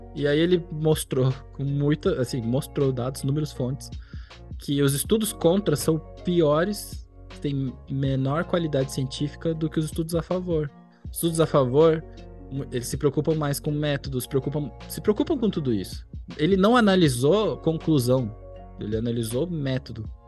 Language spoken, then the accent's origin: Portuguese; São José dos Pinhais, Paraná, Brazil; also born or lived in Curitiba; eu aqui em Curitiba, na verdade, eu cresci na cidade vizinha, em São José dos Pinhais